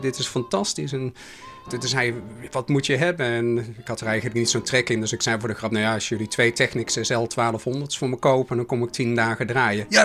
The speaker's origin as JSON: {"language": "Dutch", "town": "Oss", "region": "North Brabant", "country": "Netherlands", "accent": "soft G", "lives_now": "Rotterdam, Netherlands", "said": "ik woonde nog in Den Bosch, vandaar mijn zachte G. Ondanks het feit dus- dat ik al heel lang in Rotterdam"}